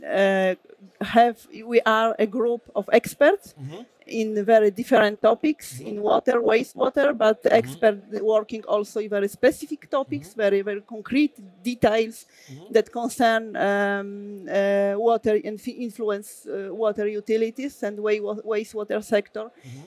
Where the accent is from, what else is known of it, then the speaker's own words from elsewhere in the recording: Poland; I come from Poland